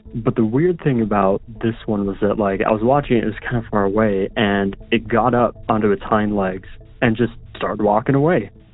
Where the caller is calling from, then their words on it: Utah, United States; I'm calling from Utah